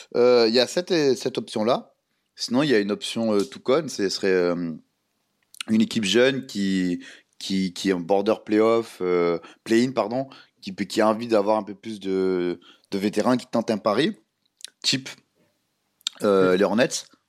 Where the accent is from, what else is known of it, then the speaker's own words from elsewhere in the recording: France; on est des Français